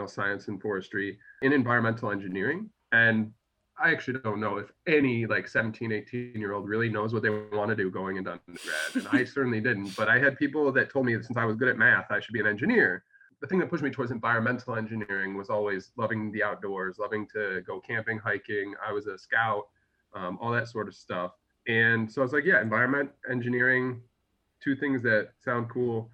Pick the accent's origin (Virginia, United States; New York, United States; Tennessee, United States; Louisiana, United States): New York, United States; Syracuse; I'm from Syracuse originally